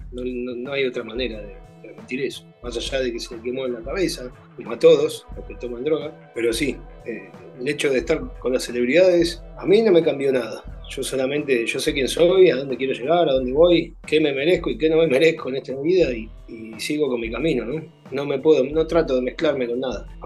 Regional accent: Argentina; O sea, soy argentino y ningún futbolista argentino se ha solidarizado conmigo

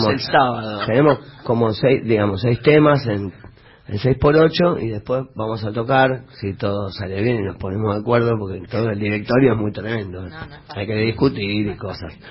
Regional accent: Buenos Aires, Argentina; born there; Yo nací en Capital Federal, en el barrio de La Paternal, eh, en una casa donde había un piano

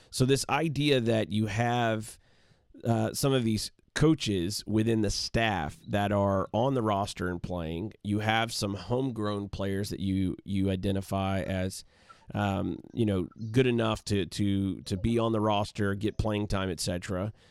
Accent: England, United Kingdom; growing it growing up in England and and having the the opportunity to play in the Blackburn Rovers Academy.

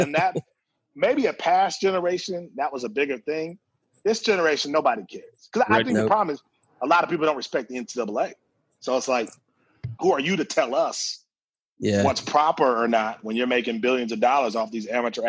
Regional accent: Milwaukee, Wisconsin, United States; And I'm from Milwaukee, you know, so he obviously played in Milwaukee.

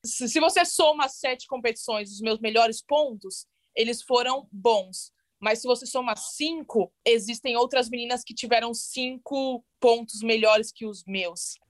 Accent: Santo André, São Paulo, Brazil; moved away as an adult; also born or lived in São Bernardo do Campo / Calgary; now in United States; Nasci em São Bernardo do Campo, mas morei quase a minha vida inteira uhum. em Santo André no ABC Paulista.

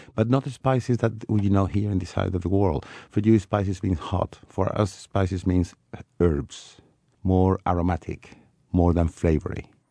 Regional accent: Malaga, Andalusia, Spain; now in Madrid, Spain; I was born in Malaga, so Granada is a neighbor city from uh, Malaga, but I'm based in Madrid now for quite a few years

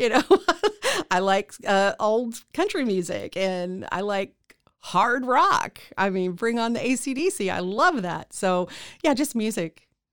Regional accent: Central Texas, United States; also born or lived in Kansas City, Missouri / Killeen / Harker Heights / Temple; We moved to Central Texas. Uh, we, I, uh, ended up living in Killeen Harker Heights, uh, until I was about twelve. We moved to Temple

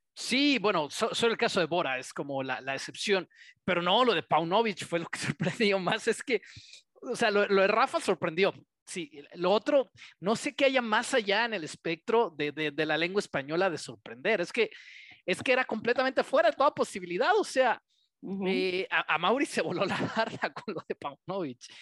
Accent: Mexico; Como mexicanos

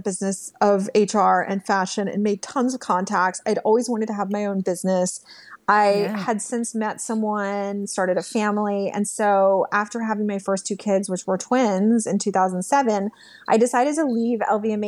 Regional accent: Texas, United States; moved away as an adult; also born or lived in New York City; a girl growing up in Texas

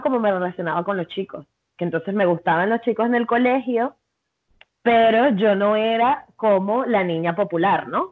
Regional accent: Venezuela; soy venezolana

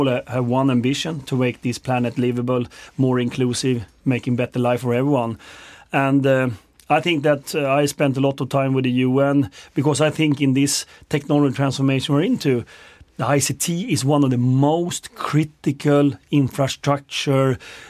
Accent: Sweden; I'm from Sweden.

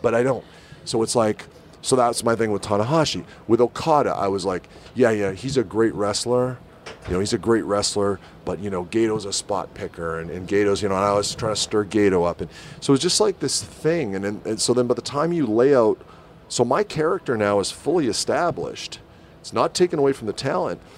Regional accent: Winnipeg, Manitoba, Canada; my hometown in Winnipeg

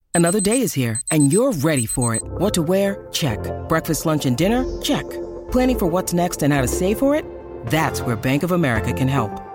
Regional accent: United Kingdom; as a Brit

